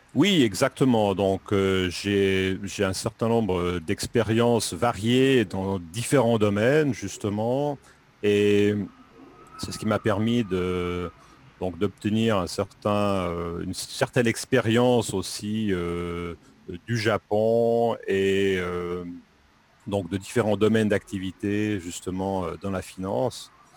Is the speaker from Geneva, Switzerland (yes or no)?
no; Lausanne region, Romandy, Vaud, Switzerland; moved away as an adult; now in Japan; Je viens de Suisse, plus précisément de la Suisse romande, de la région de Lausanne